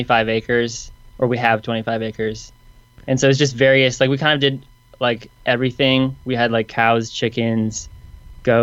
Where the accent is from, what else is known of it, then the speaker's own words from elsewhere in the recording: Michigan, United States; now in Nashville, United States; I'm from Michigan